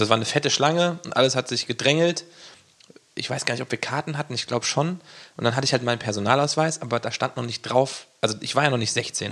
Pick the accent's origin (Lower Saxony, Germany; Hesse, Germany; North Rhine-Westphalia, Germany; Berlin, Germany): Hesse, Germany; Gießen; ich komme ja aus Gießen